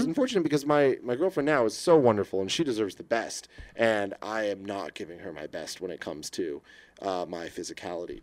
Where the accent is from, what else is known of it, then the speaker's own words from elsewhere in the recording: San Francisco, California, United States; I grew up in San Francisco